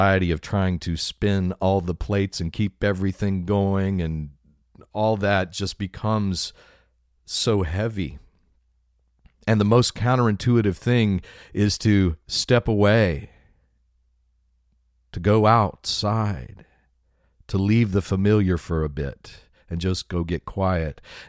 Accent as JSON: {"language": "English", "region": "West Texas", "country": "United States", "tie": "born or raised there", "said": "the part of the country I grew up in West Texas"}